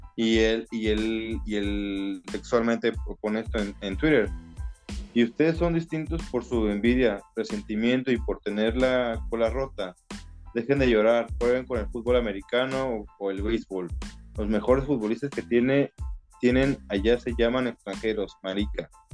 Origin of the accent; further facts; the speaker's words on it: Mexico; soy mexicano, somos mexicanos